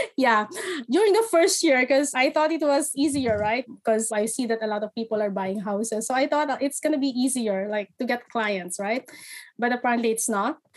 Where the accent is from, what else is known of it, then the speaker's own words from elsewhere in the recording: Philippines; moved away as an adult; now in Canada; I'm originally from the Philippines. I moved here in 2016.